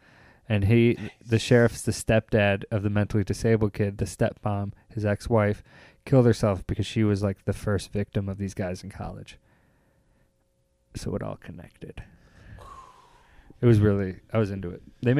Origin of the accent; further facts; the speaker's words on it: Chicago, Illinois, United States; When I go overseas, I say, I'm from Chicago.